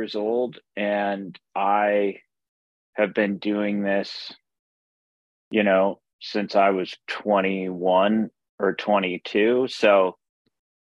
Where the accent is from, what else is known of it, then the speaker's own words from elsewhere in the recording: Omaha, Nebraska, United States; I grew up in Omaha, Nebraska